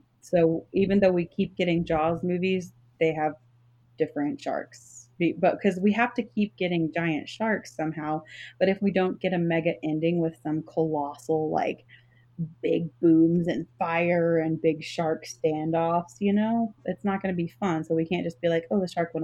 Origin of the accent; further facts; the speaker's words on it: Texas, United States; I'm from Texas